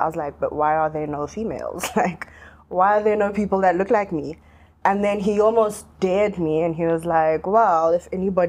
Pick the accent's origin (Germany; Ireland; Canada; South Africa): South Africa; also born or lived in Zimbabwe; I was born in Zim while my parents were in exile. I have grown up in South Africa.